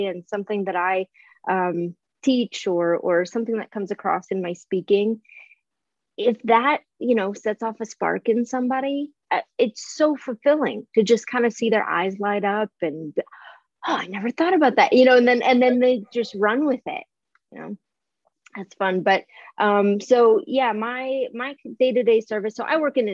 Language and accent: English; Midwest, United States; moved away as an adult; now in Southern California, United States; I was from the Midwest, very small town upbringing